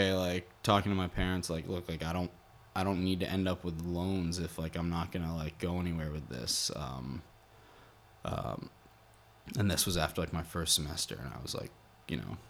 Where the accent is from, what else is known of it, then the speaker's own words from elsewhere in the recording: rural Massachusetts, United States; also born or lived in Boston; I grew up in Massachusetts, in like more like rural Massachusetts, and I'd been there my whole life